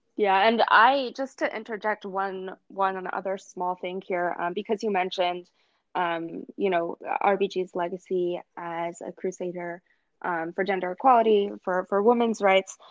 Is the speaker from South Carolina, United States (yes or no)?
yes; South Carolina, United States; I'm from South Carolina